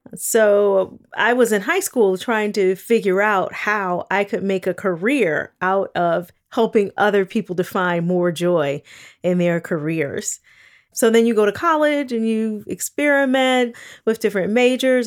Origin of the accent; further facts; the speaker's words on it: Gary, Indiana, United States; I grew up in Gary, Indiana. in the nineteen eighties